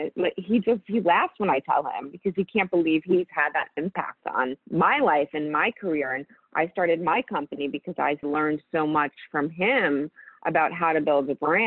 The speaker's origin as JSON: {"language": "English", "town": "New York City", "region": "New York", "country": "United States", "tie": "born or raised there", "said": "growing up in New York City"}